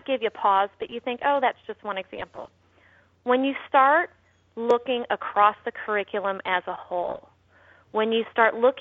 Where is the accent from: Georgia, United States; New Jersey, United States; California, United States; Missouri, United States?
Missouri, United States; I'm from Missouri. Our tagline for Missouri is we're the show me state